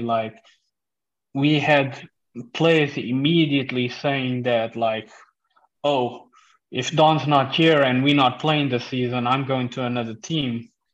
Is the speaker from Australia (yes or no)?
no; South Africa; also born or lived in Portugal; now in Netherlands; I come from South Africa and we played rugby there